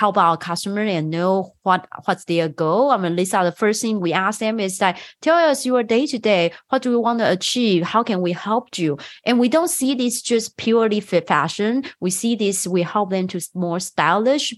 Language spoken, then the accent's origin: English; Taiwan; now in United States; Phoebe and I, we are both immigrants. I'm from Taiwan